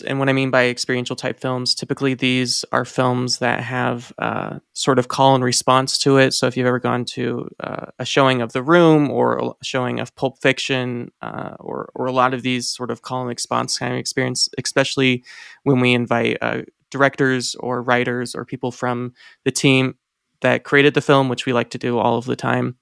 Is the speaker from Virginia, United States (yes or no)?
no; Indiana, United States; now in Reno, United States; Growing up in Indiana